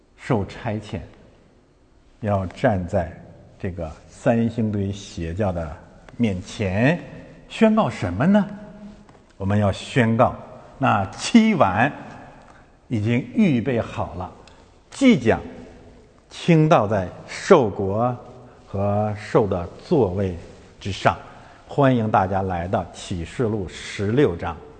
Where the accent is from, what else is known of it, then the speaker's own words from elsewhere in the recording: China; 我们中国人民不吃那一套